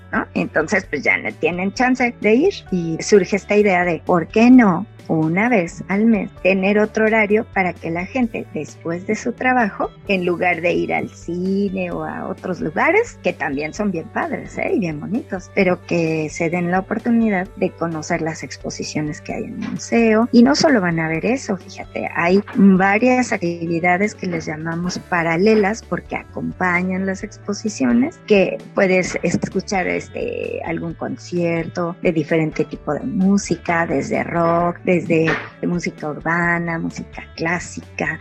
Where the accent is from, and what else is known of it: Mexico